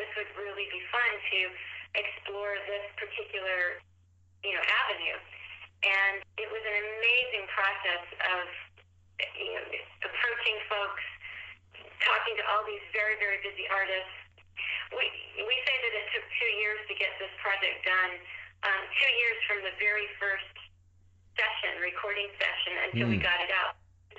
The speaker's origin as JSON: {"language": "English", "country": "United States", "tie": "born or raised there", "said": "I've lived in many, many places growing up in the United States, many regions of the country"}